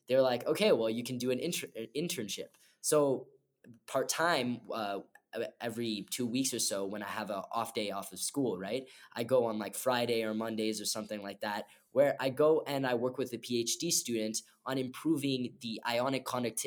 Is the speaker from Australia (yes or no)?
no; Montreal, Quebec, Canada; I'm from Montreal